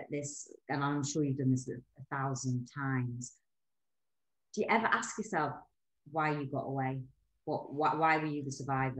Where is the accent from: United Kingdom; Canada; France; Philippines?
United Kingdom; Newcastle upon Tyne, North East England; I'm from Newcastle.